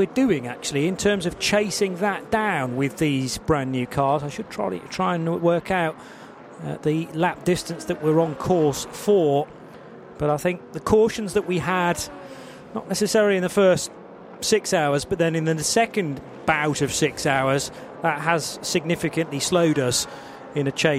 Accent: United Kingdom; being a Brit

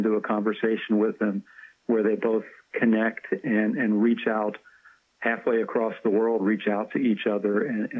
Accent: Bedford County, Pennsylvania, United States; Bedford County, which is about half an hour north of Cumberland, Maryland.

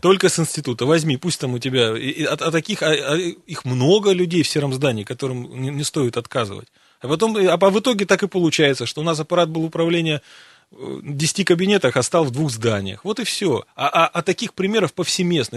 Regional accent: Siberia, Russia; Мы сибиряки

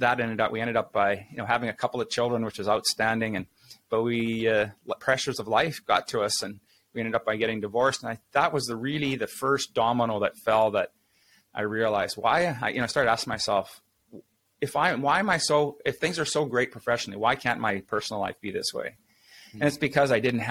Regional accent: Saskatchewan, Canada; now in Winnipeg, Canada; I grew up in real small towns, Saskatchewan. It's a prairie province here in Canada. I'm living in Winnipeg now

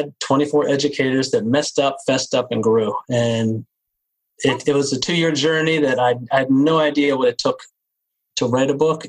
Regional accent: Cambridge, Maryland, United States; growing up on the Eastern Shore of Maryland in Cambridge.

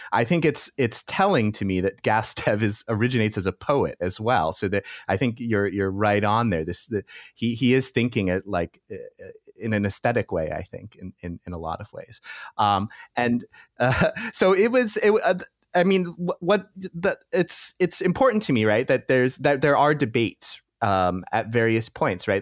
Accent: United States; moved away as an adult; now in Europe; I'm American, so, uh, often my reference points come from the U S, uh, although since I've moved to Europe

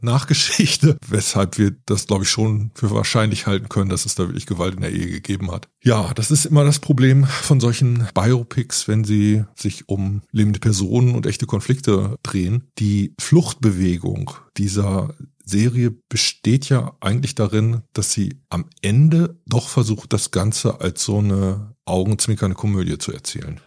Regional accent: Northern Germany, Germany; ich bin in Norddeutschland groß geworden

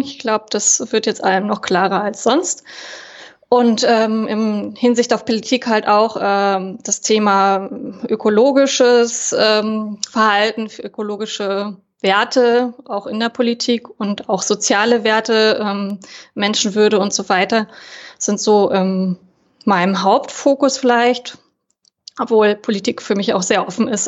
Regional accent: Berlin, Germany; ich bin äh, aus Berlin tatsächlich auch hier geboren und lebe auch wieder in Berlin

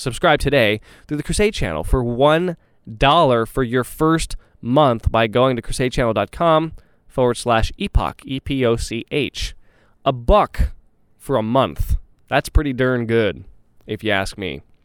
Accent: Texas, United States; I say this as a Texan

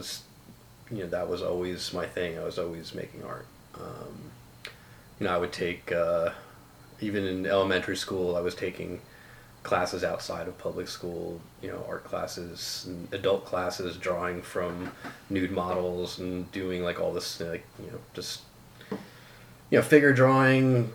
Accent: Union, New Jersey, United States; was born in 1975 in Union, New Jersey

